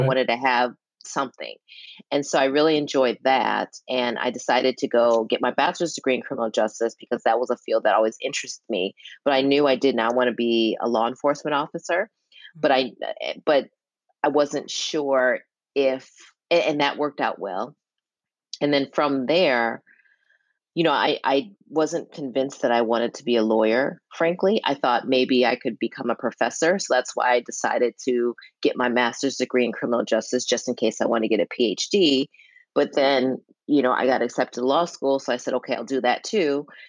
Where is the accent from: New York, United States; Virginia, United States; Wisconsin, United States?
Wisconsin, United States; Milwaukee; Milwaukee is very interesting. And you know, one thing that was really cool, I think, is that I grew up in a household with very, very strict pa